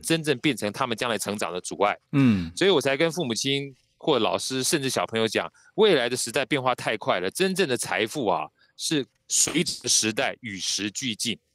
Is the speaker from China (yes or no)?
no; Taiwan; 因为我们从小在眷村长大